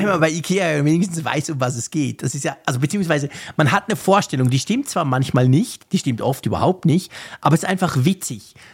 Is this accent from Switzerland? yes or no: yes; Bern, Switzerland